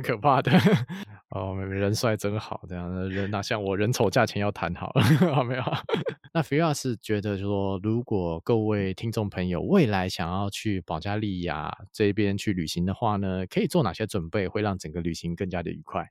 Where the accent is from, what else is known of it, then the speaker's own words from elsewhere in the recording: Taiwan; 我们台湾人对于吃这件事情，就是那个认知还蛮广的